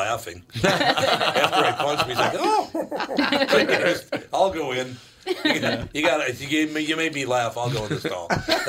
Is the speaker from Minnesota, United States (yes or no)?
yes; Minneapolis, Minnesota, United States; Well, I'm from North Minneapolis.